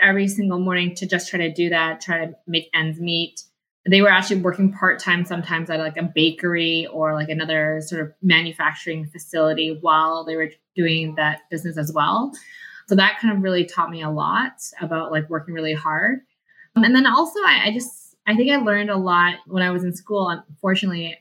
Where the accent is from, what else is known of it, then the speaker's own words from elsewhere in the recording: Vancouver, British Columbia, Canada; also born or lived in Calgary; I grew up in Vancouver. I grew up in the Vancouver East Side.